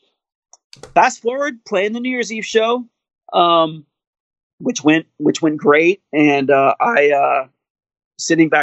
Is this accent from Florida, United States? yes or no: yes; Miami, Florida, United States; growing up in Miami